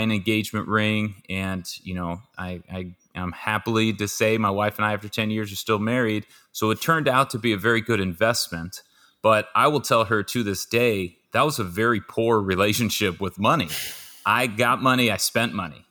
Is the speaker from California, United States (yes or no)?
yes; Southern California, United States; born and raised in Southern California